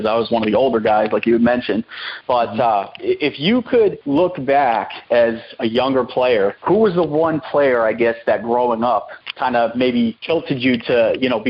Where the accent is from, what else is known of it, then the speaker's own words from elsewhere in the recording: Northeast, United States; growing up in the Northeast